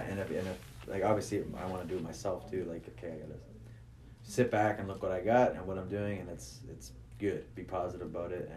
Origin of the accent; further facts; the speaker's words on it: Hamilton, Ontario, Canada; I'm from Hamilton